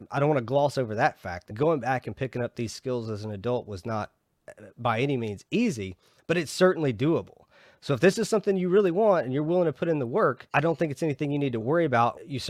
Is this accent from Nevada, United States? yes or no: no; Georgia, United States; I'm originally from Georgia.